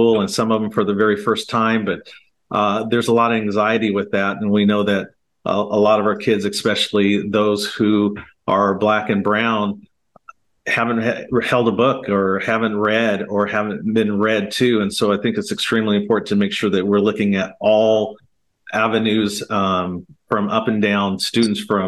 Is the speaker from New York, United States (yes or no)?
no; Portland, Oregon, United States; I was born and raised here in Portland, Oregon